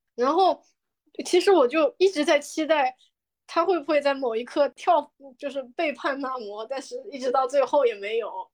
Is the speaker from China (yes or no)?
yes; China; 我们中国人的延安或者井冈山